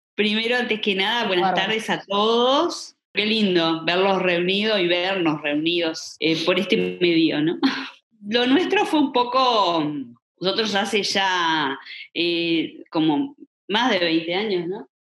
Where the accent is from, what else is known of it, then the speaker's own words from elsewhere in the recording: Colonia del Sacramento, Colonia, Uruguay; somos de Colonia y todo, yo estaba en Colonia